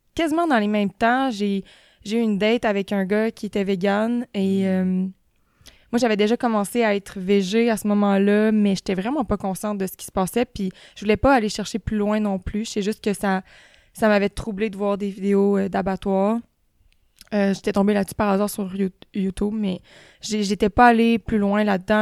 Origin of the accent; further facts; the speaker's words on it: Beauce, Quebec, Canada; je viens de la Beauce